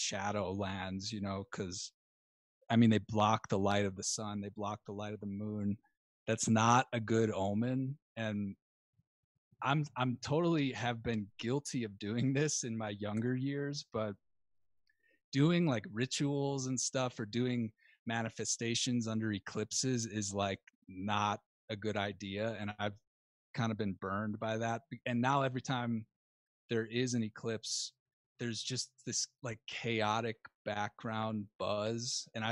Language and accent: English; Western Springs, Illinois, United States; also born or lived in Evanston; I grew up in the southwest suburbs